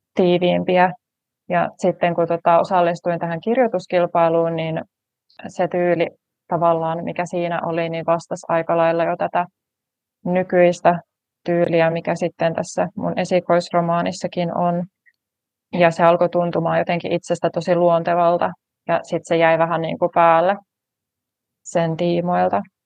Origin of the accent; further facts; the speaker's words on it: Tampere, Pirkanmaa, Finland; Olen tamperelainen kirjailija